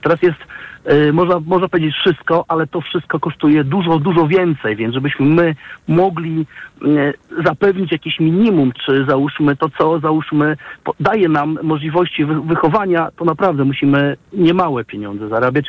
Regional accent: Warsaw, Masovian Voivodeship, Poland; pochodzimy z Warszawy

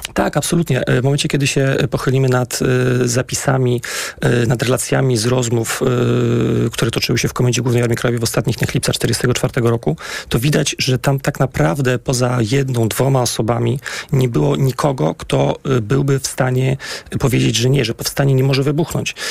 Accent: Warsaw, Masovian Voivodeship, Poland; Ja wychowałem się na woli w miejscach, które są absolutnie y, związane bardzo mocno z historią powstania warszawskiego.

